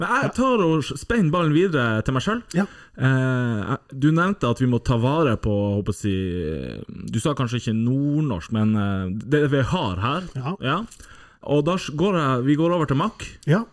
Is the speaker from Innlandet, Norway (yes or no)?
no; Tromsø, Troms, Norway; jeg er jo fra Tromsdalen